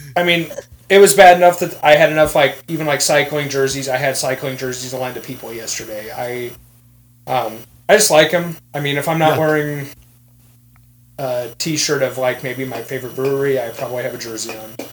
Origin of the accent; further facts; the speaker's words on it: Iowa, United States; also born or lived in Kansas City, Missouri; I was raised in Iowa, but I was born in Kansas City.